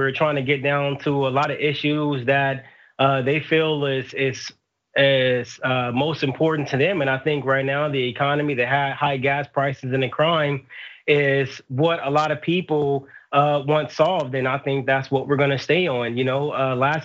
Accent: Los Angeles, California, United States; I'm from South Central Los Angeles

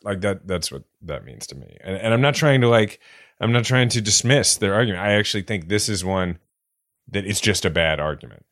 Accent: Kansas City, United States; born or raised there; now in New York, United States

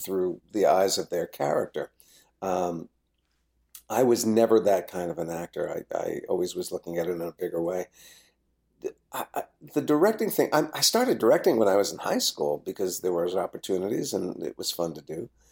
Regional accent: New Jersey, United States; I, I grew up in New Jersey.

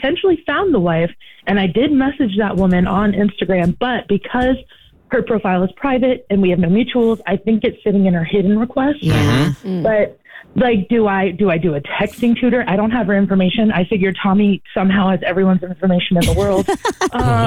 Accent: Maine, United States; moved away; I'm from originally from Maine, so I have a 207 area code

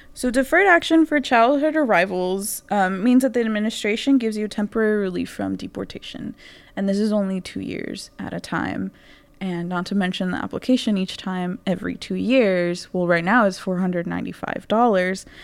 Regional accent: Houston, Texas, United States; I come from Houston, Texas

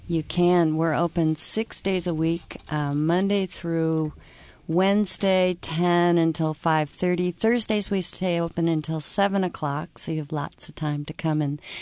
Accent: Pacific Northwest, United States; being from the Pacific Northwest

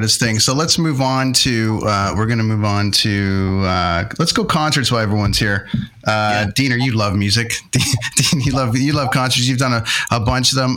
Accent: Toronto, Ontario, Canada; my hometown arena

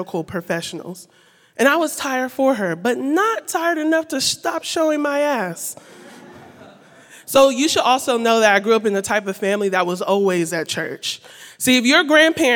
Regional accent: Columbus, Ohio, United States; this little black girl growing up in Columbus, Ohio with my two sisters

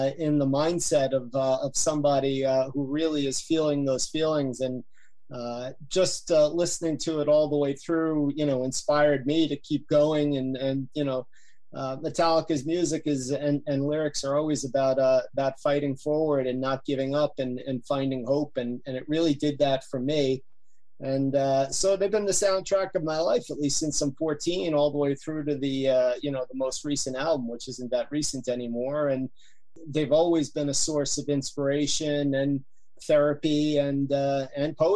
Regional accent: Yonkers, New York, United States; I'm from Yonkers, right outside New York City

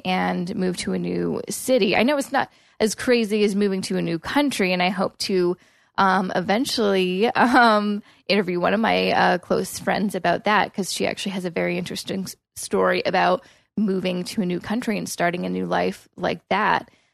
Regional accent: Coquitlam, British Columbia, Canada; moved away as an adult; also born or lived in Vancouver; now in Toronto, Canada; I grew up in Coquitlam, which is a suburb, um, of Vancouver.

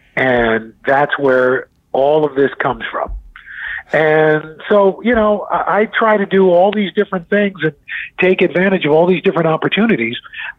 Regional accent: New York City, New York, United States; growing up in New York City, you know, when I was a kid

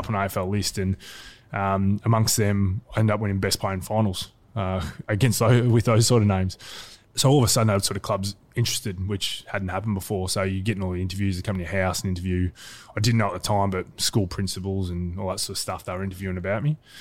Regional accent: Geelong, Victoria, Australia; also born or lived in Wallington, Victoria; grew up in Geelong

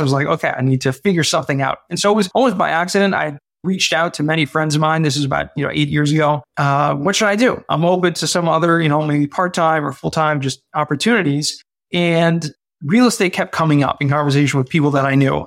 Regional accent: Southern California, United States; I grew up in Southern California and kind of middle class family

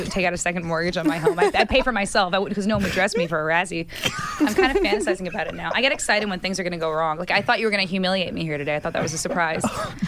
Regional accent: New Jersey, United States; born or raised there; moved away

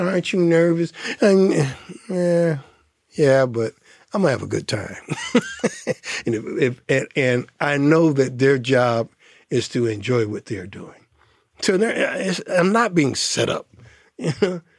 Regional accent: Detroit, Michigan, United States; also born or lived in Ann Arbor; I'm from Detroit, I went, lived in Ann Arbor.

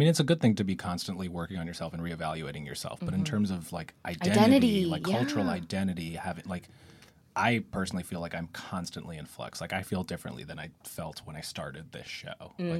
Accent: Westchester, New York, United States; I grew up just outside of here.

